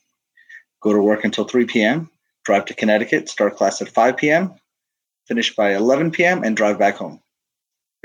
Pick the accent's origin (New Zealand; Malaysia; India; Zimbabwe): India; South India; moved away; I'm Indian born. I'm from South India.